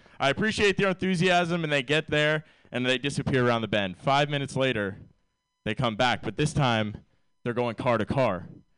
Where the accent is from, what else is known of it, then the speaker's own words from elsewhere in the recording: Ireland; And I'm Irish, so I like hide more weight than you think.